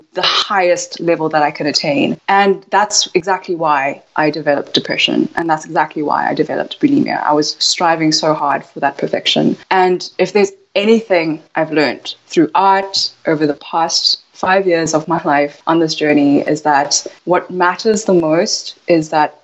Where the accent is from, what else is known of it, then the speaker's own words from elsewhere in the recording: South Africa; So I was born in South Africa, and my parents are from Taiwan, but my mother is Japanese. And so there's a lot of culture there. And growing up in South Africa